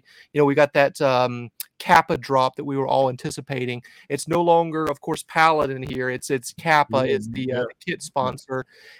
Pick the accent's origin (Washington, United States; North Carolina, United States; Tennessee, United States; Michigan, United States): North Carolina, United States; Charlotte; my hometown of Charlotte, North Carolina